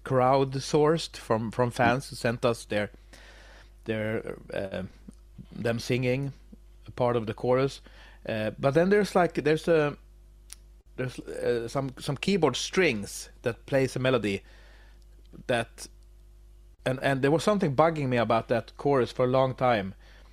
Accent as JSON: {"language": "English", "country": "Sweden", "second_language": "English", "said": "I'm from Sweden."}